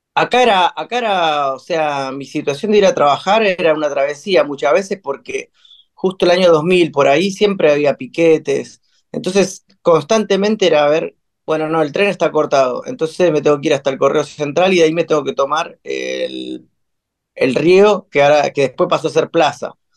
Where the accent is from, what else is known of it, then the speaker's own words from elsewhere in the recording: Buenos Aires, Argentina; also born or lived in Quilmes / Chacarita / La Paternal; Yo nací en Quilmes. Em, y después, eh, ya muy de chico, tipo a los cuatro años, nos mudamos con mi familia para acá, para Villa Crespo.